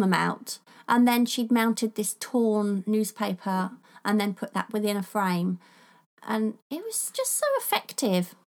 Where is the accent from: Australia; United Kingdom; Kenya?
United Kingdom; England; I'm English